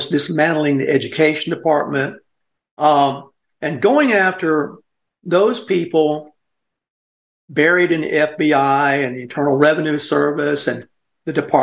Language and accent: English; South Carolina, United States; I'm from South Carolina.